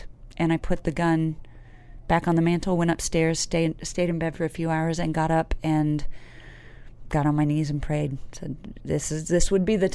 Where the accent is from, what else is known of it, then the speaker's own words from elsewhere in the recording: Midwest, United States; also born or lived in Nashville; now in New York, United States; I grew up in the Midwest.